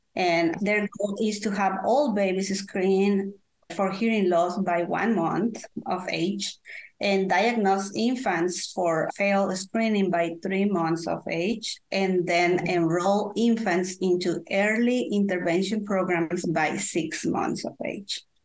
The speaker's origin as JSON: {"language": "English", "country": "Guatemala", "second_language": "English", "moved": "as an adult", "lives_now": "North Carolina, United States", "said": "I am from Guatemala, Central America, uh, and I moved to USA when I was, uh, I don't want to say my age. So I will say 20 years ago, I moved to USA"}